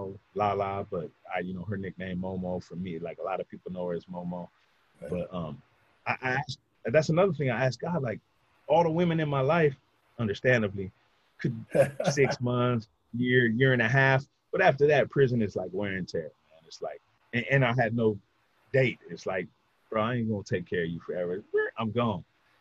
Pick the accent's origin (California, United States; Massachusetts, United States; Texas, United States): California, United States; Orange County; from Orange County